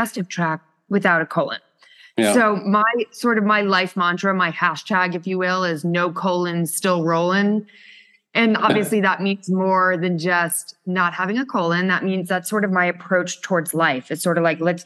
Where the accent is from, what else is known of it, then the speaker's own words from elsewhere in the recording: Connecticut, United States; moved away as an adult; now in New York City, United States; I'm from New York, or I'm really from Connecticut, but I've been in New York climbing that corporate ladder for the last 21 years